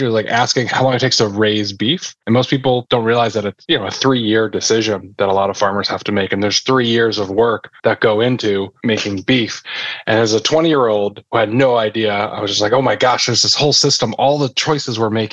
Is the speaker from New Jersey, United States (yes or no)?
yes; New Jersey, United States; I grew up in New Jersey